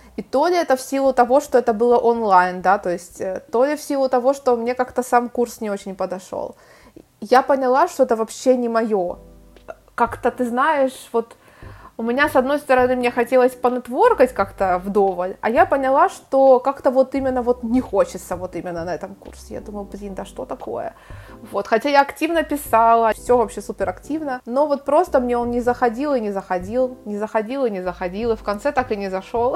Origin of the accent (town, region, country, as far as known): Ukraine; moved away as an adult; also born or lived in Turkey; now in Spain